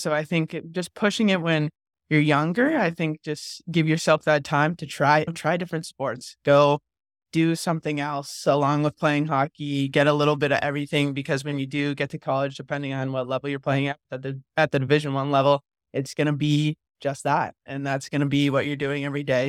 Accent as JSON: {"language": "English", "region": "New England", "country": "United States", "tie": "born or raised there", "said": "I grew up around New, so I played just town hockey"}